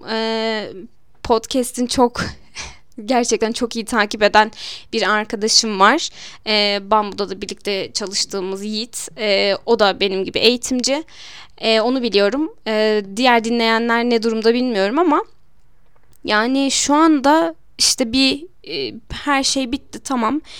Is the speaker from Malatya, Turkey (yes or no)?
yes; Malatya, Turkey; now in Elazığ, Turkey; Ben Malatyalıyım. Normalde de uzun zaman yani uzun bir süredir artık 15-16 senedir belki daha da fazla olmuştur. Elazığ'da yaşıyorum.